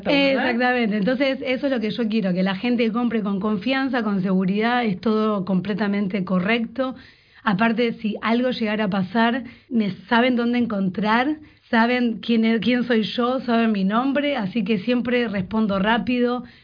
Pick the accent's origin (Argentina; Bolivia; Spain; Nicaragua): Argentina; moved away as an adult; also born or lived in Winnipeg; now in Vancouver, Canada; Originalmente soy de Argentina, escuchará mi acento, el ye, ye